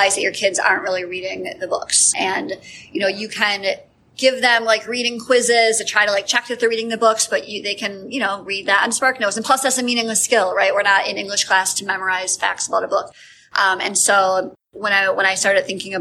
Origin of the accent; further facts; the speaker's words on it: Wisconsin, United States; moved away as an adult; now in Chicago area, United States; I'm from Wisconsin originally.